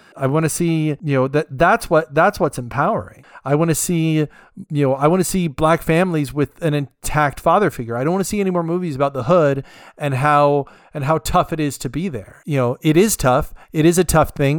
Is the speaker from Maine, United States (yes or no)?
no; California, United States; I'm from California